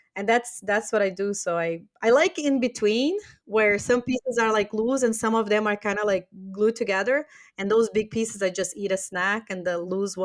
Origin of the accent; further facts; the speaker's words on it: Brazil; English is a second language; I can't eat Brazilian nuts. And it's funny because I'm from Brazil.